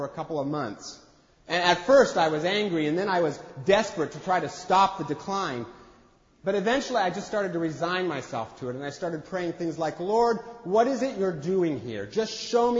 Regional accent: Eastern Washington, United States; I grew up in Eastern Washington

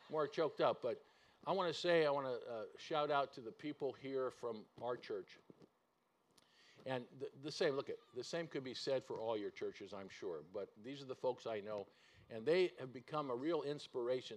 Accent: California, United States; moved away as an adult; now in Seattle area, United States; We grew up in California

